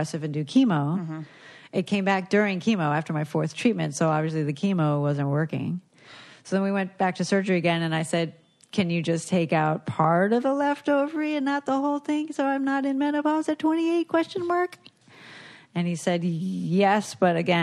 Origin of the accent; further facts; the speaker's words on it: South Florida, United States; moved away; Baptist Hospital, which is where I was born